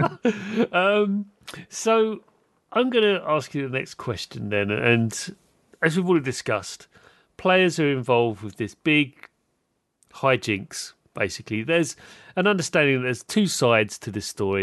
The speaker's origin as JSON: {"language": "English", "country": "United Kingdom", "said": "I'm British"}